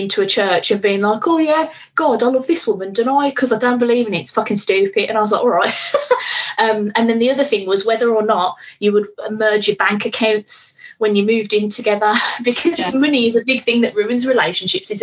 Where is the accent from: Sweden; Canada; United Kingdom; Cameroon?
United Kingdom; Birmingham, West Midlands; I'm here from Birmingham